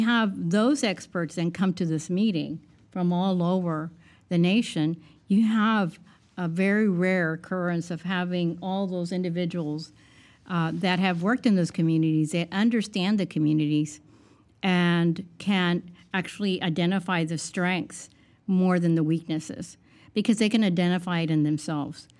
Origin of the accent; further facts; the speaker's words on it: South Texas, United States; I'm from South Texas, and 95% of the individuals in my two areas that I live in are Hispanic